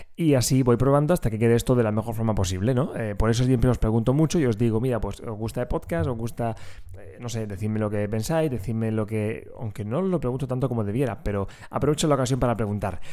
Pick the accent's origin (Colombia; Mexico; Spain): Spain; Region of Murcia; accent: Murcian; tengo que luchar contra mi acento murciano